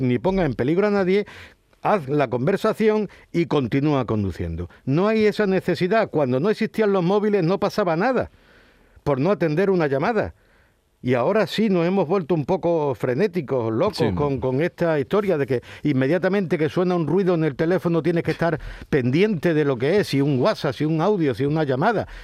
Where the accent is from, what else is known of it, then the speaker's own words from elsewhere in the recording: Huelva, Andalusia, Spain; moved away; also born or lived in Ceuta; Yo nací en Ceuta, me crié en Huelva